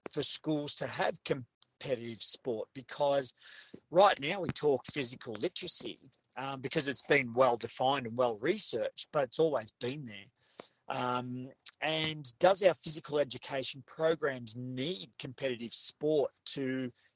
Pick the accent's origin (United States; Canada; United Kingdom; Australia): Australia; where we are now as Australian educators